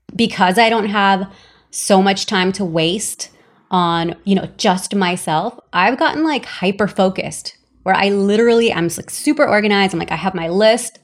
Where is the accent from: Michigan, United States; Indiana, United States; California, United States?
California, United States; Los Angeles; also born or lived in El Salvador; I'm from El Salvador, but grew up in Los Angeles in a very traditional Latin household.